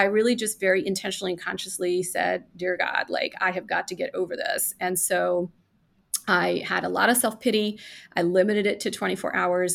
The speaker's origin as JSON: {"language": "English", "country": "India", "tie": "born or raised there", "moved": "yes", "said": "I was born in India. And I lived with my grandmother"}